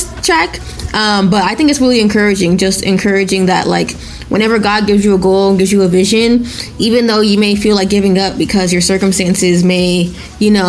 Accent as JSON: {"language": "English", "country": "Nigeria", "tie": "born or raised there", "first_language": "Yoruba", "second_language": "English", "moved": "yes", "said": "I'm Nigerian. I was literally born in Nigeria."}